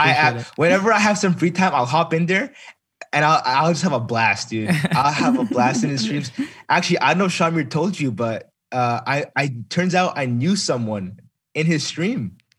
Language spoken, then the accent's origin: English; Dayton, Ohio, United States; I'm from Dayton, Ohio.